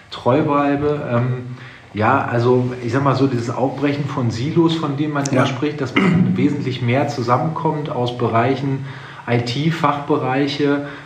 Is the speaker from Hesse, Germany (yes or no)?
no; Essen, North Rhine-Westphalia, Germany; also born or lived in England / Münster; ich komme aus Essen, aus äh, Essen äh, NRG-Hauptstadt.